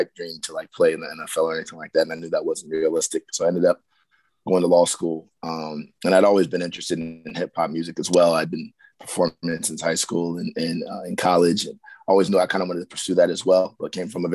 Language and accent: English; Columbus, Ohio, United States; I was born and raised in Columbus